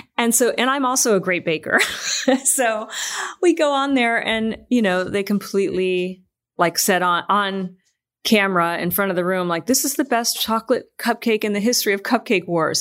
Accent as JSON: {"language": "English", "region": "Michigan", "country": "United States", "moved": "yes", "said": "I'm from Michigan"}